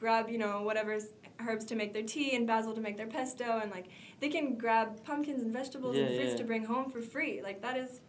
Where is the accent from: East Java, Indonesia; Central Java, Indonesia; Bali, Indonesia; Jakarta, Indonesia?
Bali, Indonesia; Bali is a beautiful place. It's great to live in. I obviously grew up here